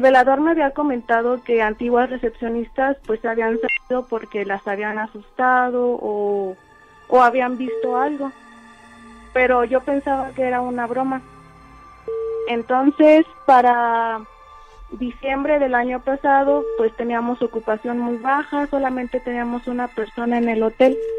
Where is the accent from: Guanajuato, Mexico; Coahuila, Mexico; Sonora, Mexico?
Guanajuato, Mexico; San Miguel de Allende; Yo soy de San Miguel de Allende